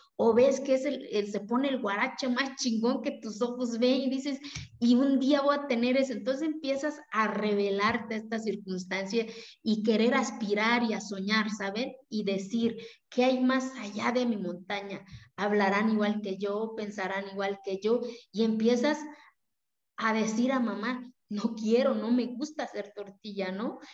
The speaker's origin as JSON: {"language": "Spanish", "country": "Mexico", "tie": "born or raised there", "first_language": "Zapotec", "second_language": "Spanish", "moved": "yes", "said": "Yo vengo de una comunidad indígena de la cual me siento orgullosa"}